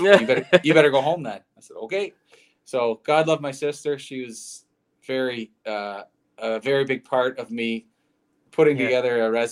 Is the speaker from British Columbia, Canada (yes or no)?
no; Antigonish, Nova Scotia, Canada; moved away; my hometown of Antigonish